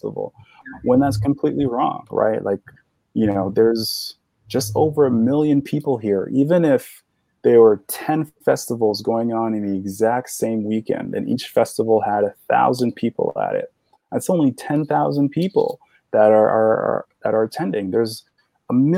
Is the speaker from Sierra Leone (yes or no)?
yes; Sierra Leone; now in New York, United States; So I was born in Sierra Leone, West Africa